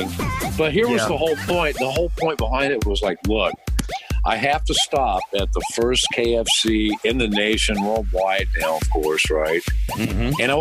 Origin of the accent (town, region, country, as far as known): Kentucky, United States; born or raised there